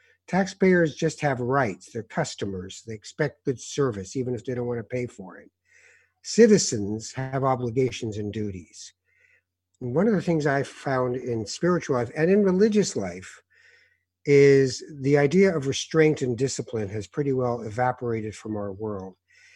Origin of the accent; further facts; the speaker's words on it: Morocco; We came from Morocco. We're killing ourselves here, and you're going to be a what?